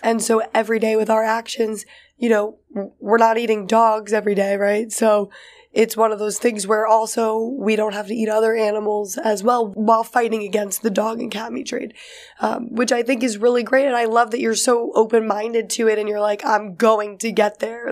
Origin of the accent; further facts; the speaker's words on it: New York City, New York, United States; growing up in New York City